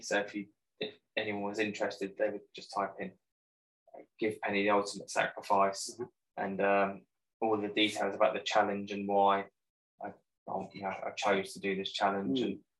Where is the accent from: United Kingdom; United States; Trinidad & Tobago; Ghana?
United Kingdom; Borden, South East England; yep, local from Borden, Hampshire.